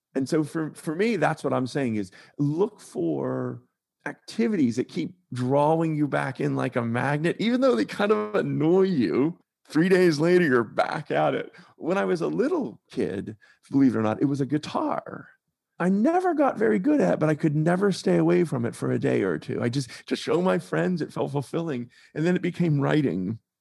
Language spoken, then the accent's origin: English; Pittsburgh, Pennsylvania, United States; moved away as an adult; also born or lived in North Carolina; I grew up in Pittsburgh, Pennsylvania, but I spent a lot of time in my sort of medium adult in North Carolina